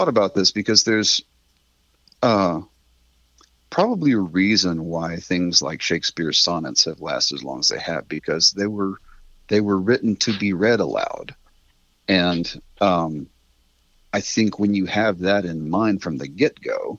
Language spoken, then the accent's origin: English; Weatherford, Texas, United States; now in Fort Worth, United States; I grew up out in Weatherford